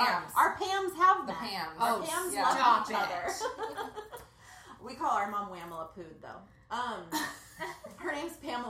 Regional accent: Santa Barbara, California, United States; in Santa Barbara, we grew up on the Westside in a two-bedroom, one-bathroom house.

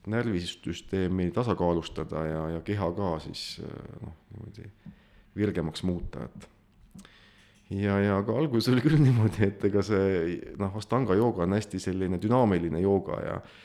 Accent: Põlva County, Estonia; olen muidu Põlvamaalt pärit

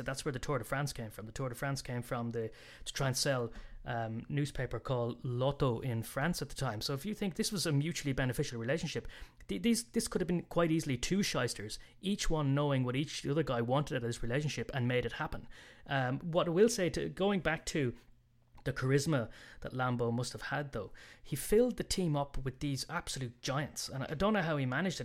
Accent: Ireland; being Irish

